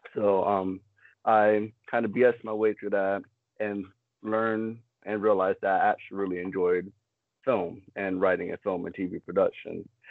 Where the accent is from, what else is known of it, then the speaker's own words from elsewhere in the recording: Fort Lauderdale, Florida, United States; also born or lived in West Palm Beach, Florida / Maryland; I was born and raised in West Palm Beach, Florida. Lived up in Maryland for a couple of years, and then after Hurricane Wilma, I moved down to Broward Fort Lauderdale, and I ended up going to middle school and high school there